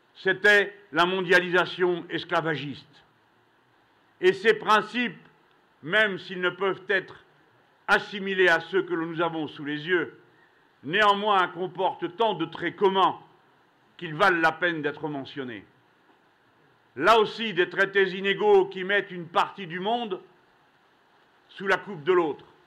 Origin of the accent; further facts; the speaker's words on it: France; nous, Français